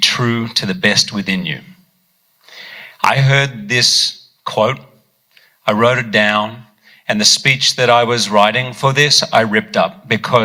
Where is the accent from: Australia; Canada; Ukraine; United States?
Australia; I grew up in Australia